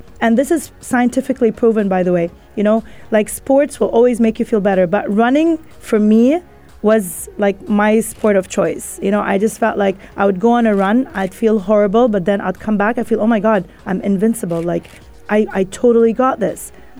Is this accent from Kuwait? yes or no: yes; Kuwait; Look, I grew up in Kuwait, you know, in a very conservative family, like the typical, right? Like my parents are Egyptian.